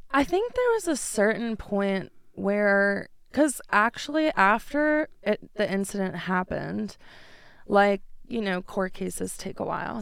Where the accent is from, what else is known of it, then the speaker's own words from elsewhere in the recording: New York, United States; moved away as an adult; now in Denver, United States; I am from New York. I moved here in twenty fifteen